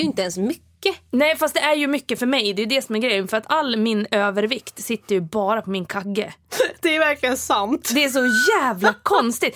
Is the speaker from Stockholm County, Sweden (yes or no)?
yes; Stockholm, Stockholm County, Sweden; Stockholm, där jag kommer ifrån